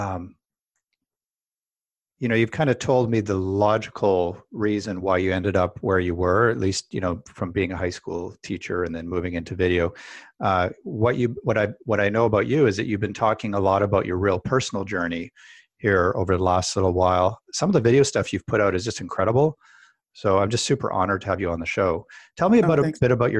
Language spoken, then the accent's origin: English; Canada; I'm a Canadian